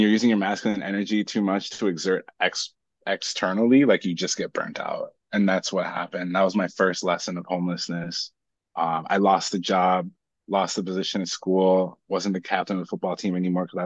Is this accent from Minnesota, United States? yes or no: yes; Minnesota, United States; we landed in Minnesota. 3 days later, I was born